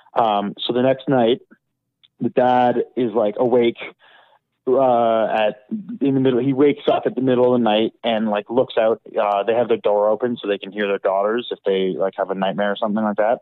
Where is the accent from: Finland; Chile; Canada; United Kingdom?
Canada; Calgary, Alberta; growing up in Calgary